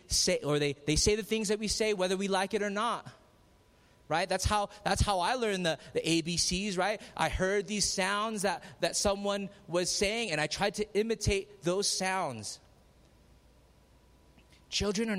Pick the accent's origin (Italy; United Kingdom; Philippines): Philippines; I'm Filipino